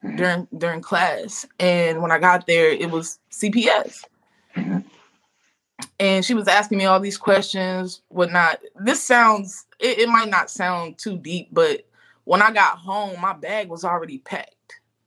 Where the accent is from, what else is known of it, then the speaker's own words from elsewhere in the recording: Louisiana, United States; I'm from Louisiana.